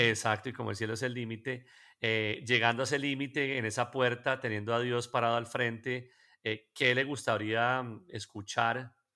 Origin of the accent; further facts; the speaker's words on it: Colombia; nosotros como colombianos